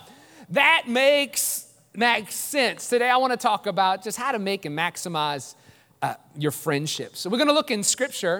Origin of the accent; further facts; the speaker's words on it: New Orleans, Louisiana, United States; I am from New Orleans